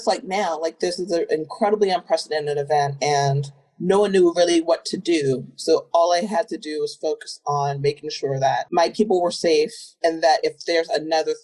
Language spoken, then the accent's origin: English; Southern Virginia, United States; moved away; I'm from Southern Virginia, a little town near the border of North Carolina. Very small. There's only one public high school for the entire county. Everyone knew everyone. Really wasn't a bad place to grow up